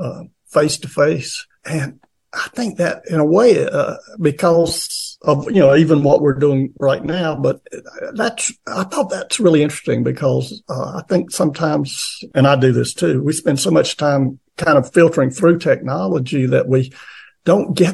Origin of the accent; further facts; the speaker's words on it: Appalachia, United States; there's certain cultural aspects of the region I grew up